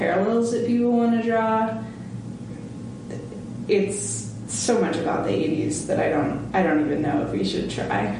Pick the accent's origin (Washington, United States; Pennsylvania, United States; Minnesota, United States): Washington, United States; moved away as an adult; also born or lived in Tulsa, Oklahoma; now in Hartford, United States; My mom's family in Washington, where I was growing up